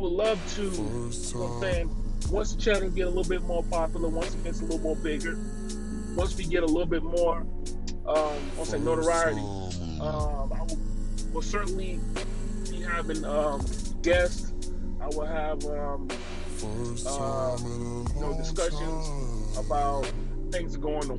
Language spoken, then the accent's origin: English; South Carolina, United States; moved away; I was born in South Carolina, so I'm a country boy, very southern to the heart